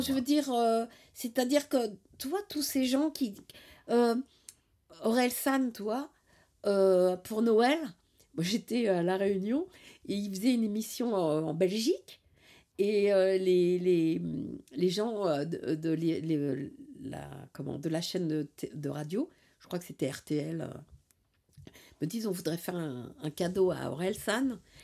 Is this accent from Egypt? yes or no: no; Paris, Île-de-France, France; je viens de Paris. Et dans Paris, en fait, j'étais au bord de Paris, dans la périphérie, là. Et euh, je suis un, euh, une enfant de, la zone